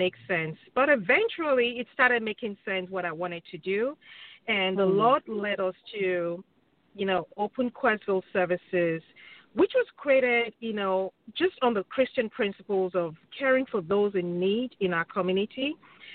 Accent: Nigeria; now in Wichita, United States; I am from Nigeria, from the Yoruba tribe.

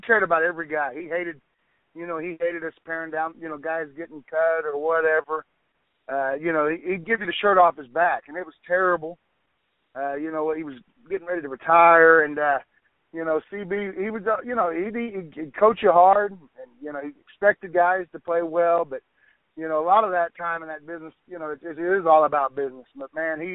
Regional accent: Oklahoma, United States; moved away; my background growing up in Oklahoma

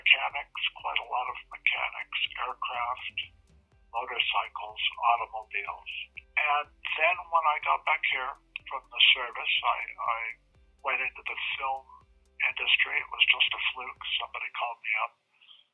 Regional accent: Los Angeles, California, United States; I was born in Los Angeles, here in Hollywood

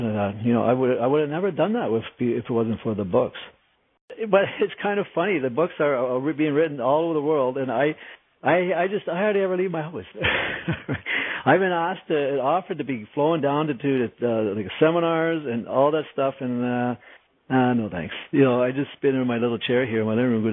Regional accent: Canada; I'm Canadian

